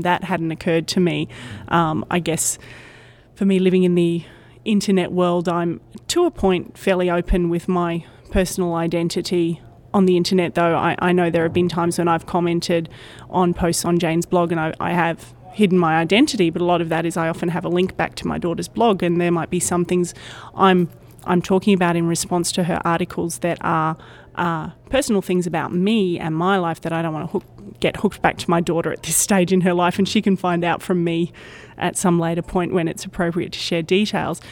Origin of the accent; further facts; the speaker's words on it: Brisbane, Queensland, Australia; I'm from Brisbane, Australia, which is one of the major cities along the east coast of Australia